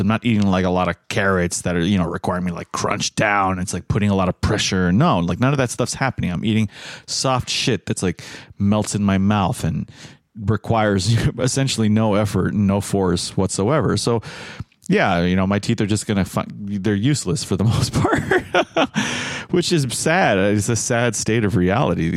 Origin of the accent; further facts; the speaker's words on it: United States; as an American